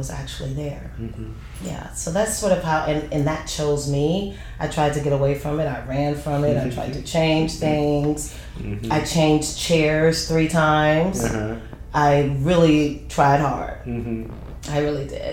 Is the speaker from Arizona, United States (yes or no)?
no; San Francisco, California, United States; moved away; I'm from San Francisco, so it's lit up everywhere